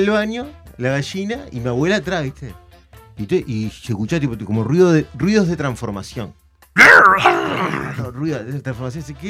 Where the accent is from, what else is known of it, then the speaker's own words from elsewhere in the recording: Montevideo, Uruguay; yo soy de Nuevo París